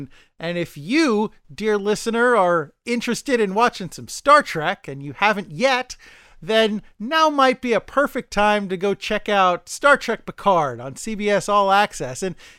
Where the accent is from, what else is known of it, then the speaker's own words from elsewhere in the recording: New York City, New York, United States; I mean, as a New Yorker, any day you don't have to go on the MTA is by default a good day.